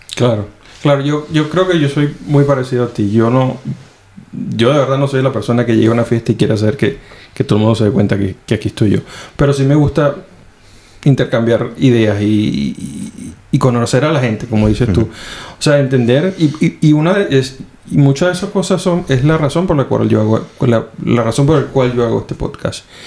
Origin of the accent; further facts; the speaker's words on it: Venezuela; moved away as an adult; now in Finland; me fui la primera vez de, de Venezuela